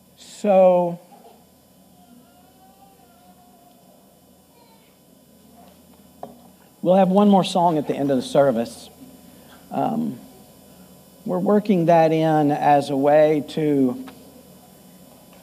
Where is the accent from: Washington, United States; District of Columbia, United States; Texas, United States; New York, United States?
Texas, United States; Growing up in Texas